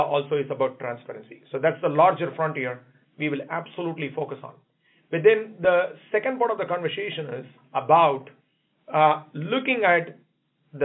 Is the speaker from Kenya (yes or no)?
no; India; now in United States; I come from India